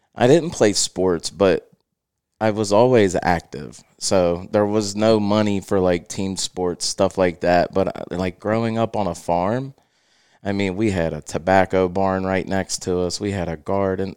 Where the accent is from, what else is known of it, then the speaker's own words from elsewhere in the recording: Cincinnati, Ohio, United States; also born or lived in Felicity, Ohio; I was born in Price Hill, Ohio, which is, um, a subdivision in Cincinnati. We lived there until I was about six